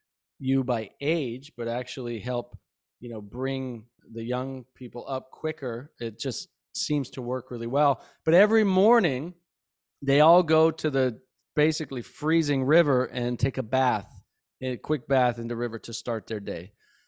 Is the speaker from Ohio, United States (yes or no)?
no; Belgrade, Montana, United States; moved away; also born or lived in Santa Fe, New Mexico / Florida; when I was a kid growing up in Bozeman, Belgrade, Montana